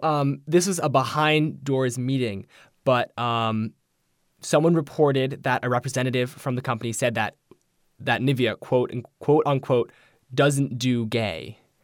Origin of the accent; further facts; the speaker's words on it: United States; as an Asian American who is gay